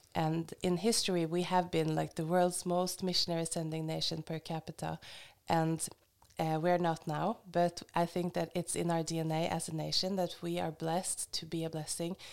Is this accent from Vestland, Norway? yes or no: no; Hamar, Innlandet, Norway; moved away as an adult; also born or lived in Oslo, Norway; now in Kenya; but I'm from Norway and I was raised in Hamar and I've spent half my life in Oslo before we went to Kenya.